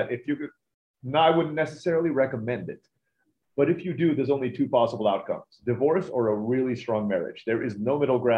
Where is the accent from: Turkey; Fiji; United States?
Turkey; also born or lived in Philippines; I was born in the Philippines, grew up in Turkey.